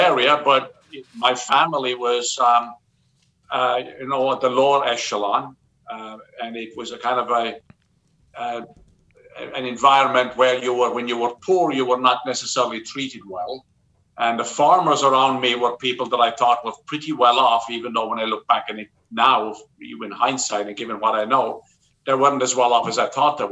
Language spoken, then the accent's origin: English; Southwest Ireland, Ireland; moved away as an adult; also born or lived in Cork; now in New York, United States; I grew up in Southwest Ireland, in a very small, farming community